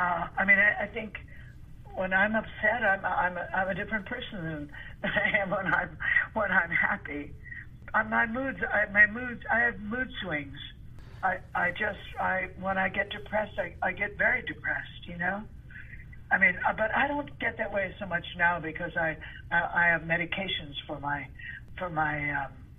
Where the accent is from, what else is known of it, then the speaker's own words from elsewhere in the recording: Chicago, Illinois, United States; moved away; growing up in Chicago